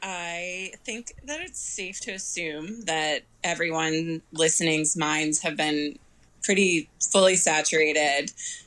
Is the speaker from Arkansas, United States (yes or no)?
no; Maine, United States; my home state of Maine